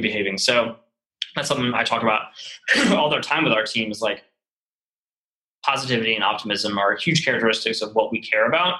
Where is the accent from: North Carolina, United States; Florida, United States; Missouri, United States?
North Carolina, United States; Charlotte; moved away as an adult; also born or lived in New York; now in Chattanooga, United States; I was from Charlotte